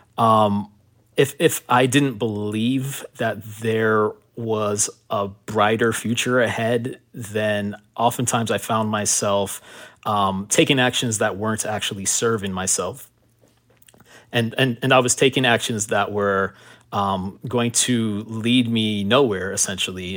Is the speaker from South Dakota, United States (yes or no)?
no; Miami, Florida, United States; also born or lived in Miramar, Florida; coming from Miami, growing up in Miami